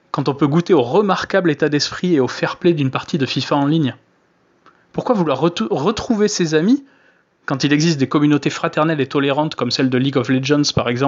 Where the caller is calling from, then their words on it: Bordeaux, Nouvelle-Aquitaine, France; Salut chez l'Ouest je me présente … je suis de Bordeaux